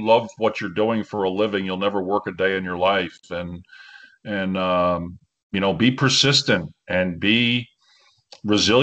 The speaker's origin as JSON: {"language": "English", "region": "New York", "country": "United States", "tie": "born or raised there", "said": "I grew up in New York"}